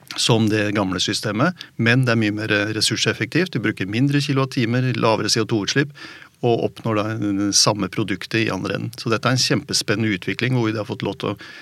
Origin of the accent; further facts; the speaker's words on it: Oslo, Norway; Jeg vokste opp i Oslo